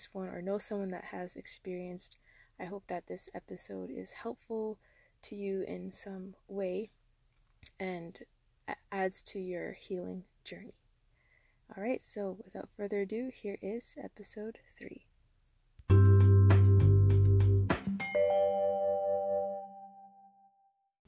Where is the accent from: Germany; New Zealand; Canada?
Canada; Ontario; I'm hailing from Ontario, Canada, with roots from Jamaica, West Africa, and India